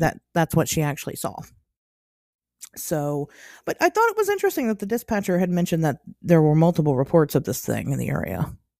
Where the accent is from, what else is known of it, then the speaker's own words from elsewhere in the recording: Ohio, United States; moved away; as an Ohioan